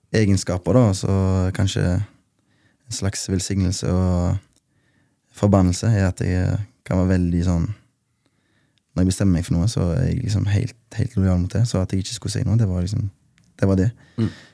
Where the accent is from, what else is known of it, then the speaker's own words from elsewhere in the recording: Haugesund, Rogaland, Norway; jeg er fra Bleikmyr. Uh, Gettoen i Haugesund, som vi kaller det